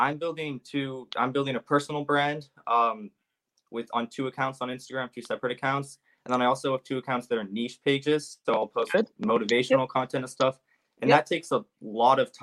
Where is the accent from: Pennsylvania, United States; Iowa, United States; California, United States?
California, United States; Bay Area; I'm from Bay Area, California